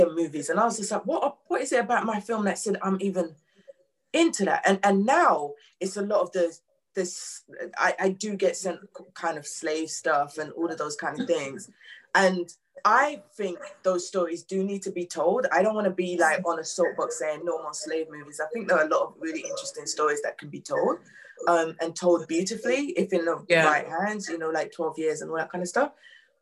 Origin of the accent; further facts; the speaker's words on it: London, United Kingdom; I grew up in New Cross